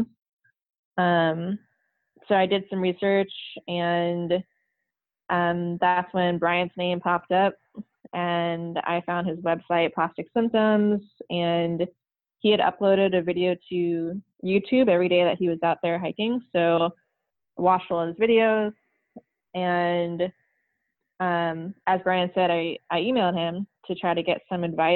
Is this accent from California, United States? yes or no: no; Maine, United States; moved away as an adult; also born or lived in St. Petersburg, Florida; I grew up in Maine, out in the country